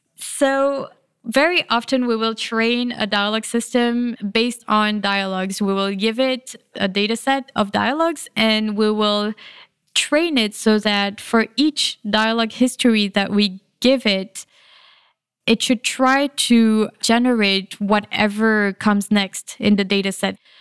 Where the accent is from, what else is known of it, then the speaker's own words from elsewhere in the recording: France; moved away; I grew up in France, and it's a bit different in France.